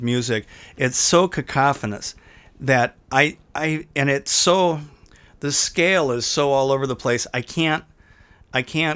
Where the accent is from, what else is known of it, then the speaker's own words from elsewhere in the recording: Green Bay, Wisconsin, United States; moved away; I grew up in Green Bay